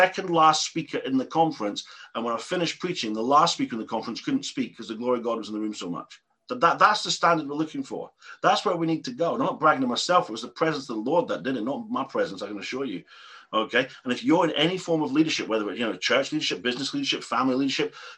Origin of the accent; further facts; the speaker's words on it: England, United Kingdom; I'm an Englishman.